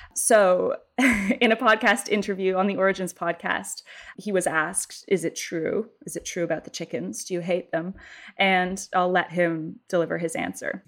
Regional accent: Canada; as a Canadian

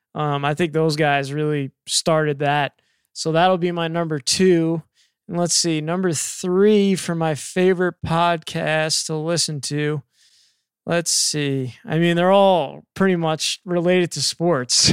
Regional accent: New York, United States; moved away; I grew up in New York

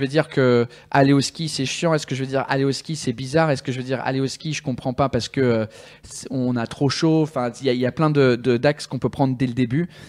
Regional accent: England, United Kingdom; French is a second language; moved away as an adult; also born or lived in Switzerland; now in France; je suis né en Angleterre. quand j'avais deux ans, mon père il a eu un, job à Genève. Donc on a déménagé en Suisse

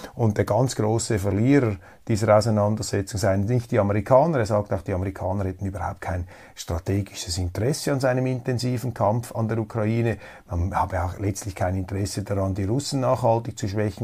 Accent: Switzerland; als Neutraler, als Schweizer

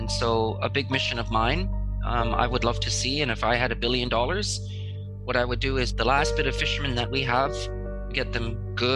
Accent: Alert Bay, British Columbia, Canada; I have fond memories growing up in Alert Bay.

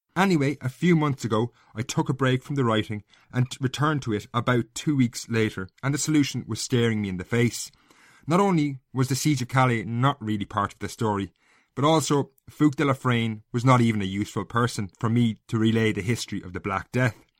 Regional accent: Castlecomer, Leinster, Ireland; I grew up in Castlecomber in North Kilkenny.

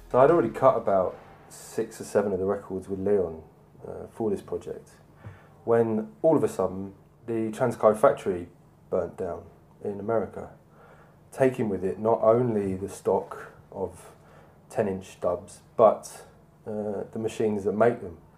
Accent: London, United Kingdom; I'm an artist from London

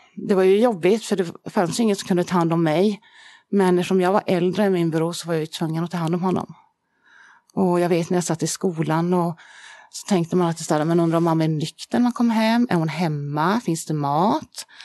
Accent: Södertälje, Stockholm County, Sweden; vi är ju uppvuxna i Södertälje från början, kommer vi ifrån.

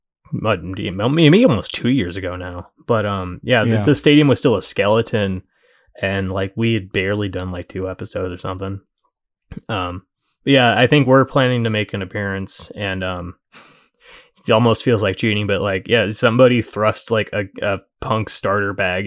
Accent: St. Louis, Missouri, United States; now in Southern Illinois, United States; I'm from St. Louis

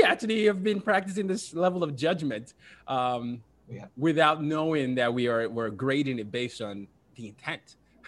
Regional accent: Nigeria; now in United States; I'm from Nigeria, and we're getting ready for some elections

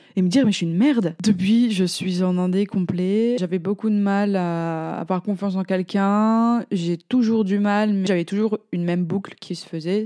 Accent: France; je suis française

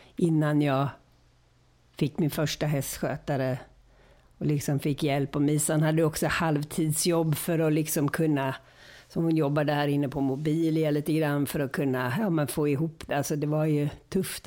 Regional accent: Gothenburg, Västra Götaland, Sweden; also born or lived in Örebro; Och sen flyttade vi till Göteborg och då var det Gamla Bö, ridskolan i Göteborg.

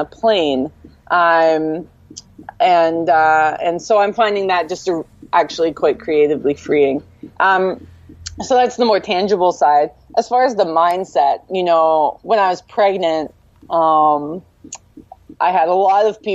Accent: Vancouver, British Columbia, Canada; now in Vancouver Island, Canada; I'm born and raised in Vancouver, so that's a big change for me

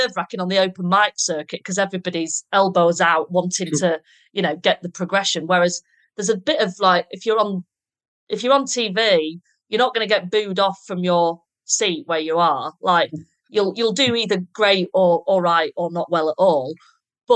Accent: the north of England, United Kingdom; being a Northerner

